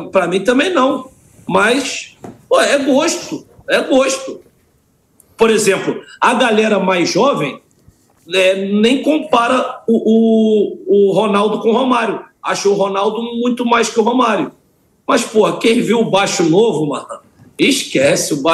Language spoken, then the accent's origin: Portuguese; Santos, São Paulo, Brazil; born there; eu sou nascido em Santos, na época que meu pai jogava lá